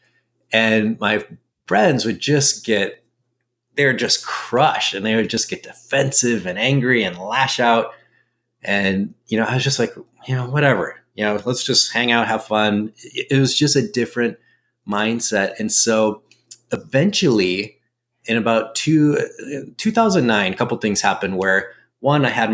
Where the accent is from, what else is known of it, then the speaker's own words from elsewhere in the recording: Minnesota, United States; moved away as an adult; now in Arizona, United States; I'm from Minnesota